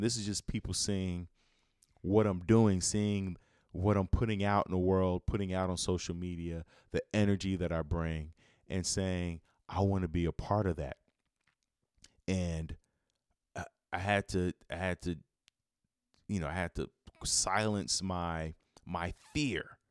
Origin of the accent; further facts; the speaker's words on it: Chicago, Illinois, United States; I'm from Chicago